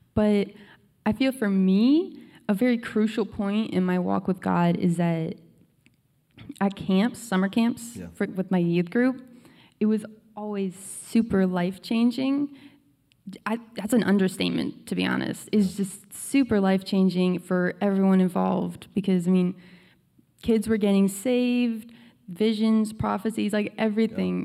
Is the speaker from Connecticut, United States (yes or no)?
yes; Connecticut, United States; now in Virginia, United States; we lived in Connecticut all our lives, ever since I was born